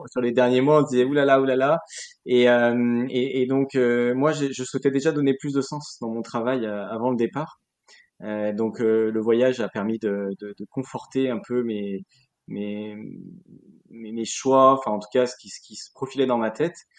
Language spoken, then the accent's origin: French; Lyon, Auvergne-Rhône-Alpes, France; also born or lived in Burgundy; now in Arras, France; Je suis originaire de Lyon, mais j'ai grandi, euh, enfin, j'ai habité pendant huit ans en Bourgogne